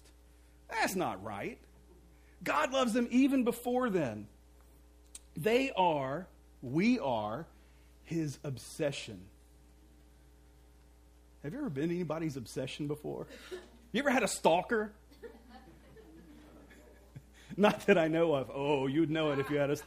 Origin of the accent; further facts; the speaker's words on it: Mississippi, United States; I grew up in Mississippi